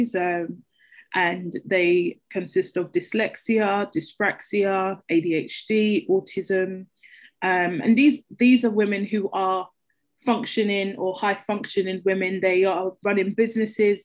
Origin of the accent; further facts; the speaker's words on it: London, United Kingdom; I grew up in Peckham